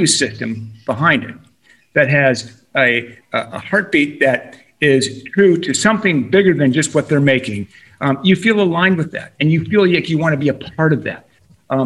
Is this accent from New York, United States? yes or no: no; Boulder, Colorado, United States; also born or lived in California; I'm born and raised in Boulder, you know, so I'm a Colorado boy